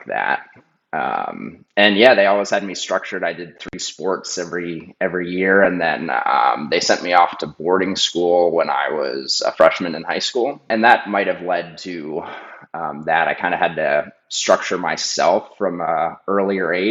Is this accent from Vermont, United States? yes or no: yes; Vermont, United States; I grew up in Vermont